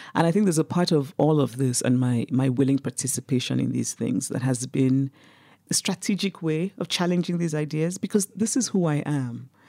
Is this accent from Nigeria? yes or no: yes; Nigeria; moved away as an adult; also born or lived in United States; I grew up in Nigeria, I was under military dictatorships